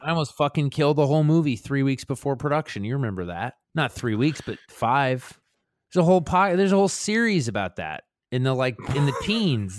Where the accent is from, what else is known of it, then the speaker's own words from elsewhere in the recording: Baltimore, Maryland, United States; me growing up in Sandtown, which is a neighborhood in West Baltimore